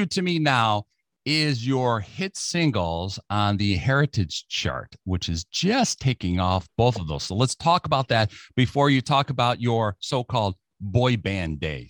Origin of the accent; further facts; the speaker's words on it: United States; I'm an American.